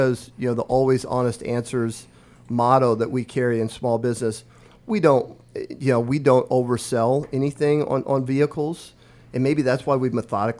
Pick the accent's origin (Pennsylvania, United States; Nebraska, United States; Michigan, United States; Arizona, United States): Nebraska, United States; Omaha Indian Reservation, Northeast; moved away as an adult; now in Lincoln, United States; I grew up on the Omaha Indian Reservation in Northeast Nebraska, a village of 90 people